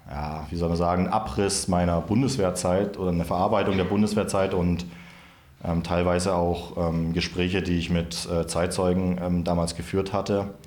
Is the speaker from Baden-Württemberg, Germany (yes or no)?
no; Memmingen, Bavaria, Germany; bin in meine alte Heimat gereist. In Memmingen im Unterallgäu habe ich unter dem Titel Heimat im rechten Roman aus meinem Roman Ins Blaue vorgelesen. Das ist insofern passend, da sich der Roman ja stark auf das Allgäu bezieht